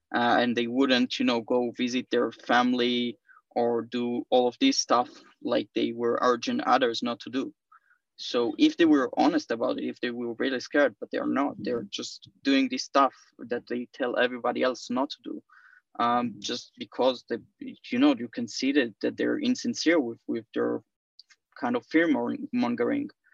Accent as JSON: {"language": "English", "country": "Israel", "said": "I'm from Israel"}